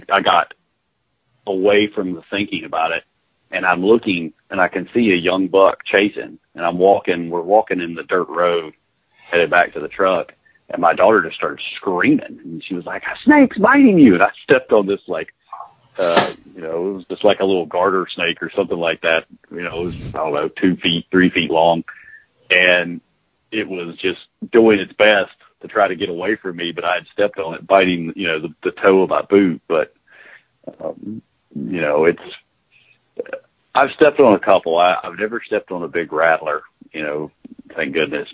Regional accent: Virginia, United States; now in South Texas, United States; I'm from Virginia originally

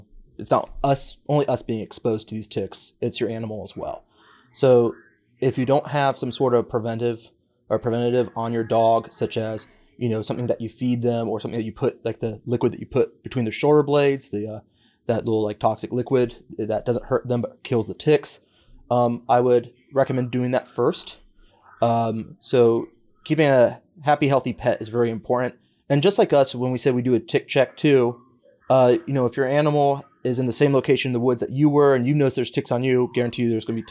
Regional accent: New River Valley, Virginia, United States; I grew up in the New River Valley

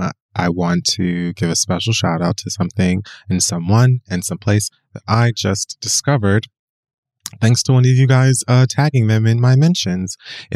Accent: Florida, United States; I'm from Florida, yes.

